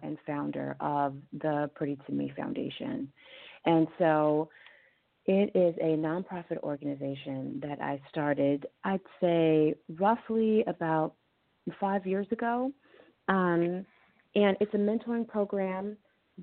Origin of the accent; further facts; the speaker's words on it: Los Angeles, California, United States; I grew up in South Central California